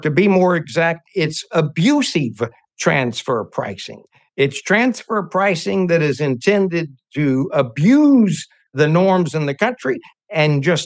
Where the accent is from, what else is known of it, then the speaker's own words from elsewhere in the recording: United States; being an American